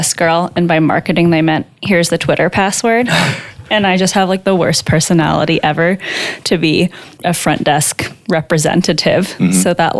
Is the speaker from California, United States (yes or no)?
yes; Marin County, California, United States; also born or lived in San Francisco / Redwood City; I grew up in Marin County, California